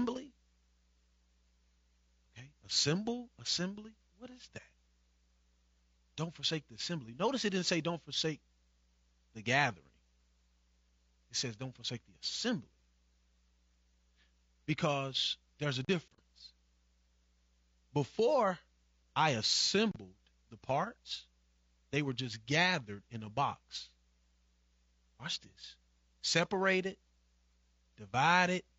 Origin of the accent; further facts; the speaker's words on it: Evansville, Indiana, United States; I grew up Southside, Evansville, Indiana